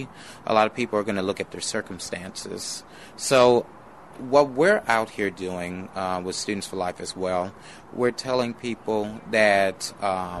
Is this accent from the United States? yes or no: yes; McComb, Mississippi, United States; also born or lived in New Orleans, Louisiana; I was not born here. I was born in New Orleans, and I'm proud of that as well. But I was raised here since I was 6 years old.